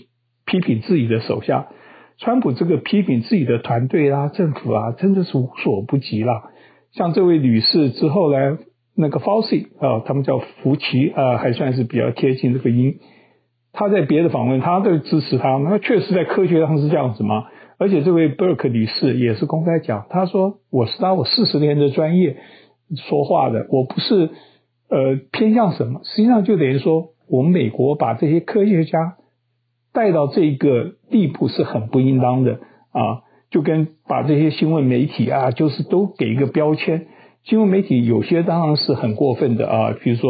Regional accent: Taiwan; now in United States; 跟我很多朋友一样的观念，他们觉得呃，因为我们是台湾来的嘛，他们觉得中共多可恶

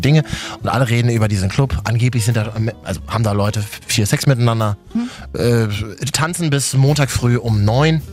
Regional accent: Berlin, Germany; ich als Berliner, der aus Neukölln ist

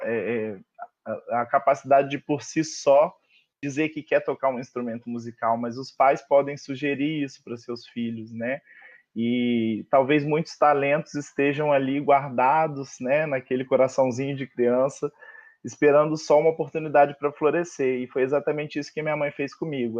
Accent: Além Paraíba, Minas Gerais, Brazil; now in Rio de Janeiro, Brazil; eu sou mineiro com muito orgulho, moro no Rio há mais de 10 anos

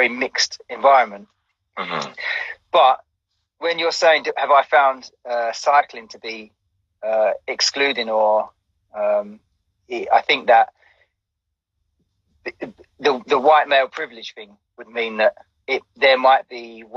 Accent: London, United Kingdom; I grew up in East London

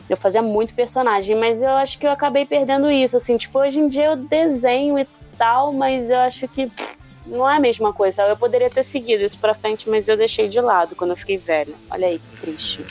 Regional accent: Rio de Janeiro, Brazil; Com esse puxado assim, levemente de X, mas eu sou carioca

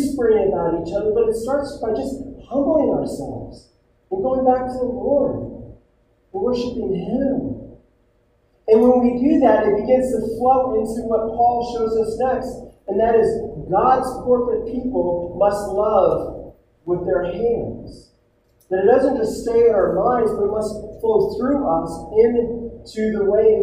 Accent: United States

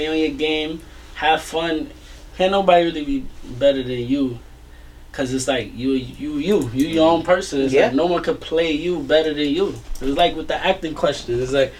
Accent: New York, United States; I'm from New York.

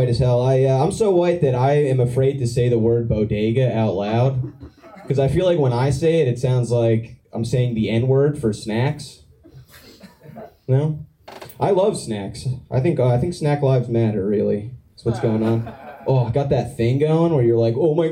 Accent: New Jersey, United States; I'm from New Jersey

